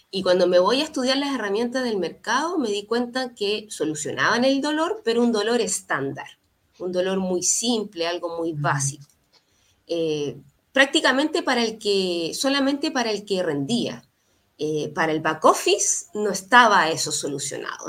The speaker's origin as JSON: {"language": "Spanish", "region": "Valparaíso", "country": "Chile", "tie": "born or raised there", "said": "Yo soy nací en Valparaíso, estudié en la, universidad acá"}